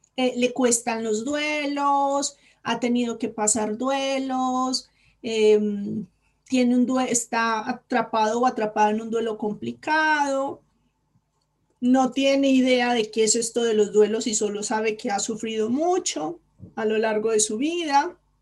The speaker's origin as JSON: {"language": "Spanish", "country": "Colombia", "moved": "as an adult", "lives_now": "Spain", "said": "cuando yo decidí venirme a España, yo soy colombiana"}